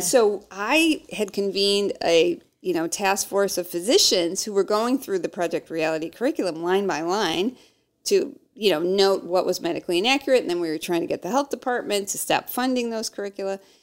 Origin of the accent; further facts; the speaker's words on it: Midwest, United States; we're from the Midwest. We're Midwest nice.